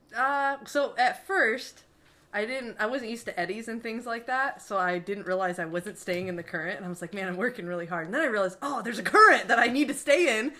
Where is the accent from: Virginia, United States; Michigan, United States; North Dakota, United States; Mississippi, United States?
Michigan, United States; Marine City; I'm from Marine City, Michigan, a little town